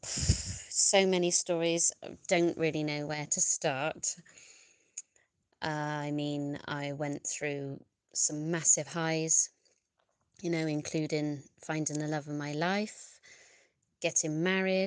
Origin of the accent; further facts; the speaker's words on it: Bristol, South West England, United Kingdom; I'm from Bristol.